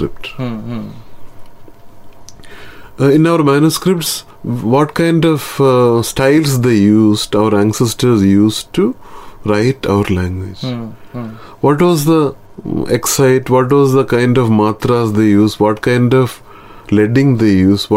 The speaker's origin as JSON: {"language": "English", "region": "Kerala", "country": "India", "tie": "born or raised there", "said": "my hometown, my state, Kerala"}